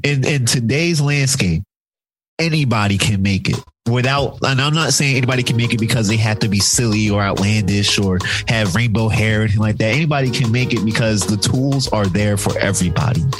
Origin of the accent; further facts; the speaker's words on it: Philadelphia, Pennsylvania, United States; we're from Philadelphia